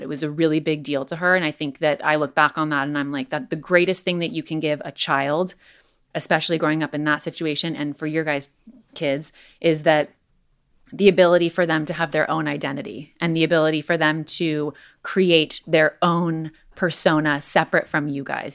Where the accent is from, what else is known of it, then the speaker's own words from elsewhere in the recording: Los Angeles, California, United States; growing up in Los Angeles